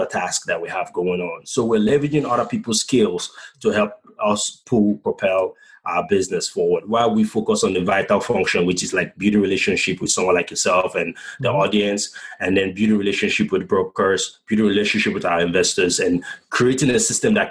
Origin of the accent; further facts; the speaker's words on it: Bonny, Rivers State, Nigeria; now in United States; my hometown, in Bonny Island